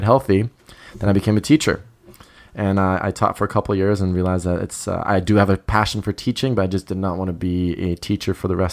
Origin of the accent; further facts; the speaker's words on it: Croatia; moved away; also born or lived in Germany; I'm originally from Croatia